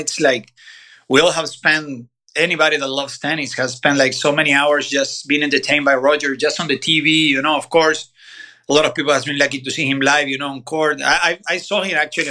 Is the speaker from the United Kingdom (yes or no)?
no; Bahía Blanca, Buenos Aires Province, Argentina; moved away as an adult; now in Boca Raton, United States; I'm from Bahía Blanca. It's a small city in the south of Buenos Aires province. It's where Guido Pella is from, for example, tennis. So, I mean, I grew up there